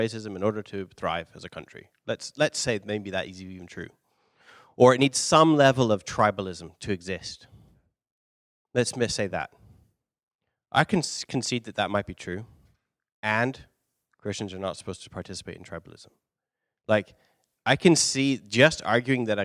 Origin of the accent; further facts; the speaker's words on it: London, United Kingdom; moved away; I'm from London